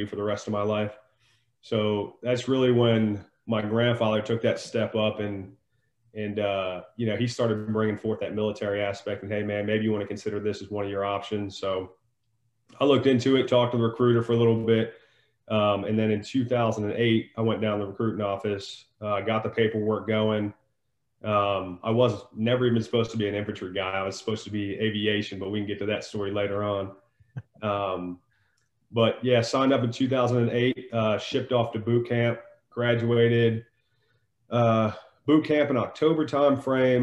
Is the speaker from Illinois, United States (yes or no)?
no; Northern Virginia, United States; I was born in Northern Virginia, born and raised there.